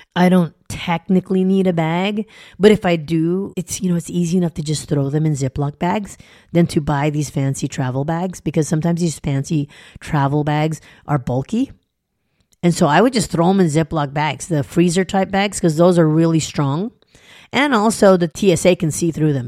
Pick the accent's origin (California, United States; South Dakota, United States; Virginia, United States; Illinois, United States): California, United States; Southern; also born or lived in an island (birthplace); I grew up in Southern California. I'm an island girl. I was born on an island